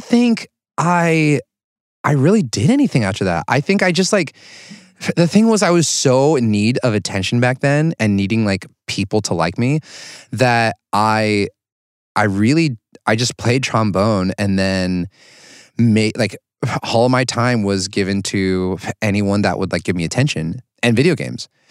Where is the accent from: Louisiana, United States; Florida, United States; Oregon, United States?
Oregon, United States; I grew up in Oregon all my life